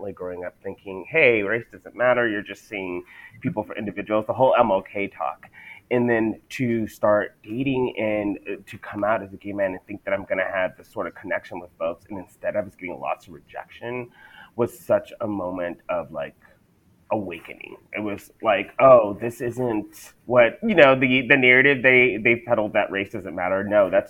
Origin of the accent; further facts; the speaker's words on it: El Paso, Texas, United States; I'm originally from El Paso, Texas, in the United States